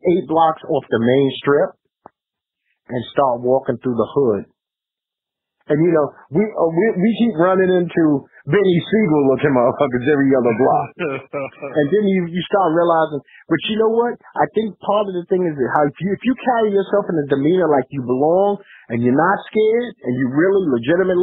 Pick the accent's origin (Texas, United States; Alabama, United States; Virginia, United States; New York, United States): New York, United States; New York City; I'm from Brooklyn